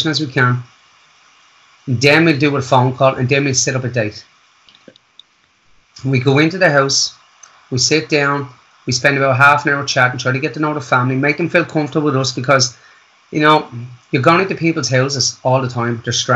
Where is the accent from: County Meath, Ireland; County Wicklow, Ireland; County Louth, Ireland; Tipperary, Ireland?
County Wicklow, Ireland; Wicklow; moved away as an adult; I was raised in Wicklow Town